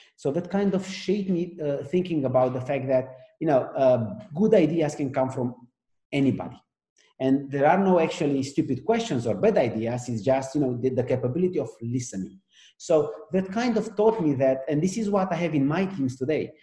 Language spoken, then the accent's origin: English; Romania; now in France; At heart, I'm still Romanian because where I live, I, am French, and because of the company I work, I work on, I'm American